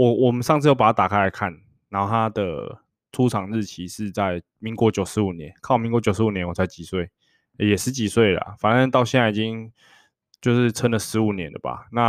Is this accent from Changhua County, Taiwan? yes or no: yes; Erlin, Changhua County, Taiwan; 我们就说我彰化人，他说彰化哪里？二林。我就说啊，你怎么知道？